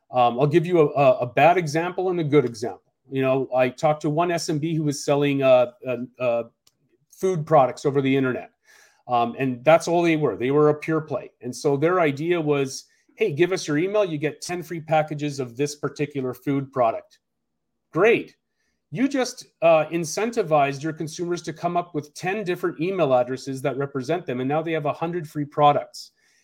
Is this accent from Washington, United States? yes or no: yes; Seattle, Washington, United States; a best example I've seen is here in my hometown in Seattle.